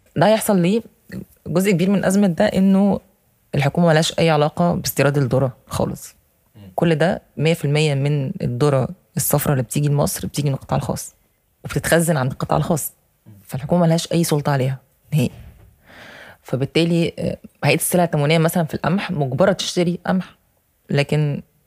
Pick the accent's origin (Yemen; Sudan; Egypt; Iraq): Egypt